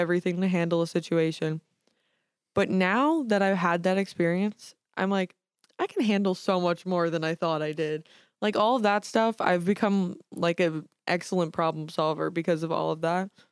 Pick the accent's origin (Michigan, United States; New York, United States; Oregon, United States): New York, United States; New York City; I'm from Staten Island, New York.